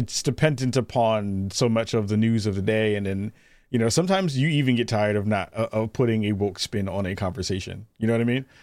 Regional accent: New York City, New York, United States; I'm originally from the Bronx, uh, Bronx, New York

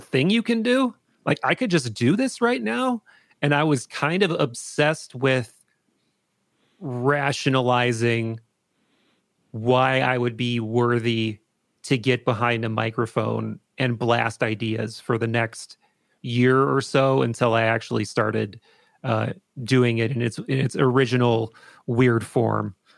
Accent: Appleton, Wisconsin, United States; I grew up in Appleton, Wisconsin.

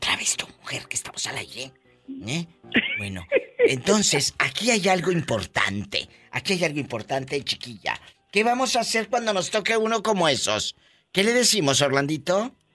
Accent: Tamaulipas, Mexico; mi paisano de Tamaulipas

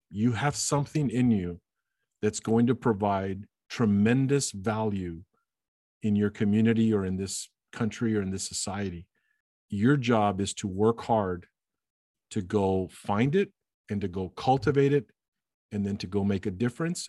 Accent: Alice, Texas, United States; as a ten-year-old growing up in Alice, Texas

